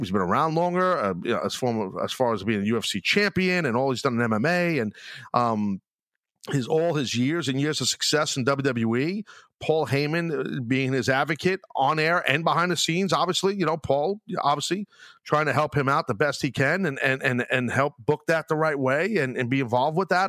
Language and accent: English; New York, United States; my hometown